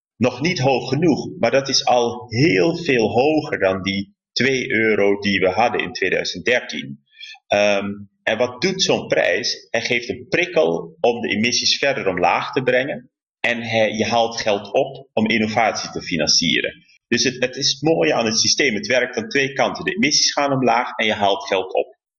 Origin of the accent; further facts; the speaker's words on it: Rotterdam, South Holland, Netherlands; als Rotterdammer, want hè, ik heb deze stad lief.